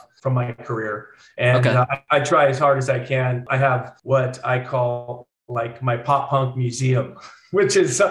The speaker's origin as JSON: {"language": "English", "town": "Orcutt", "region": "California", "country": "United States", "tie": "born or raised there", "said": "I actually grew up in a place called Orchid, California, and that is in North Santa Barbara County"}